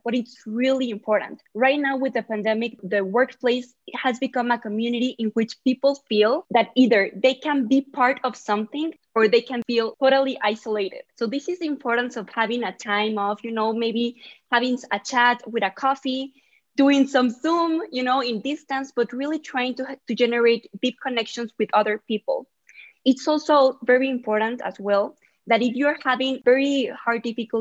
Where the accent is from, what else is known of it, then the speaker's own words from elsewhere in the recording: Mexico City, Mexico; I'm from Mexico City